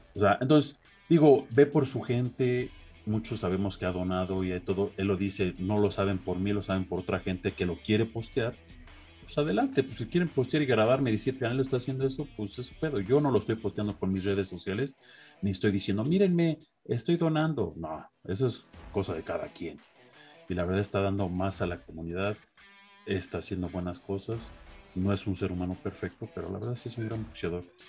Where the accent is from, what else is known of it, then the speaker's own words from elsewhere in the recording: Los Angeles, California, United States; cerca de donde yo crecí, ahí en Los Ángeles